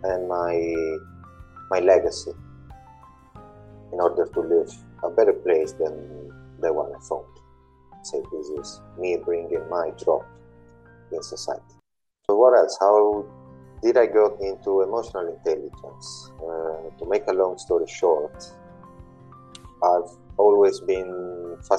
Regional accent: Italy; now in London, United Kingdom; I do live in London in the UK, and I was born in Italy almost 40 years ago

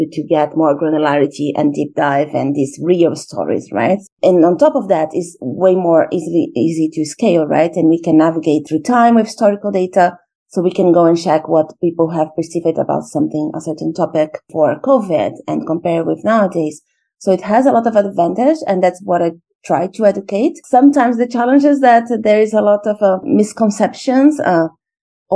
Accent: Brazil; moved away as an adult; also born or lived in Russia / India / China / Portugal; I'm originally from Brazil

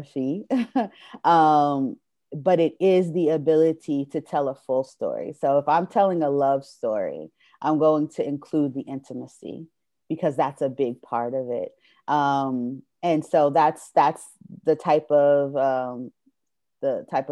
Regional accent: New Jersey, United States; moved away as an adult; now in Atlanta, United States; I grew up in New Jersey, so the culture was theater

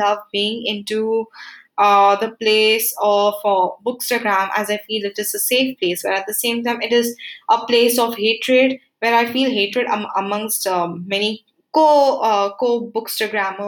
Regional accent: Uttarakhand, India; moved away; also born or lived in Goa; I'm from Uttarakhand

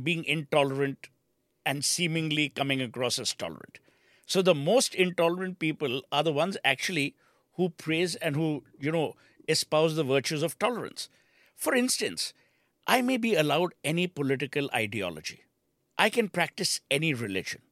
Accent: Kolkata, West Bengal, India; moved away; also born or lived in Nainital; when I came back to Calcutta from Nainital

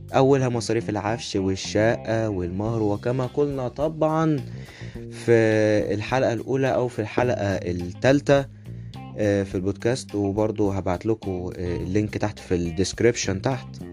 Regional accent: Egypt; عندنا في مصر

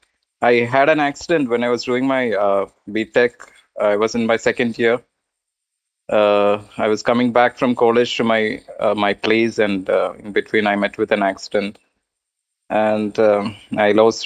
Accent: Kerala, India; that's my hometown, my birthplace

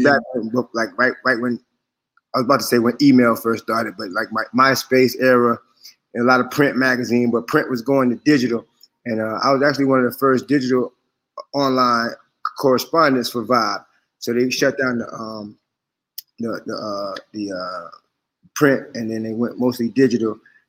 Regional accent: Jacksonville, Florida, United States; also born or lived in Germany; I went to middle school and high school in Jacksonville, over on the north side, Moncrief, you know what I'm saying? So it's like the neighborhood, the real north side, the real Crenshaw of Jacksonville. That's where I'm from.

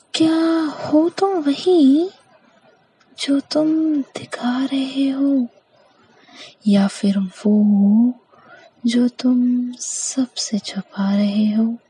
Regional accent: Madhya Pradesh, India; मैं मध्य प्रदेश की निवासी हूँ

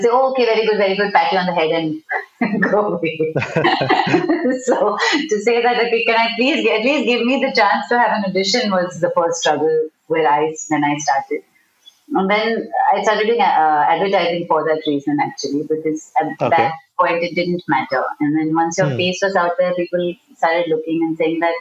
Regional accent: Pune, Maharashtra, India; I grew up in Pune

